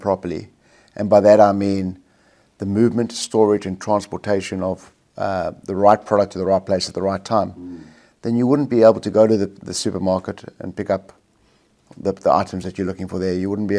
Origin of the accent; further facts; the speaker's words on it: South Africa; moved away as an adult; now in Australia; South Africa, born and bred in South Africa, schooled, university, worked there for the first 7 or 8 years of my career, probably a little bit longer actually, before I moved to Australia.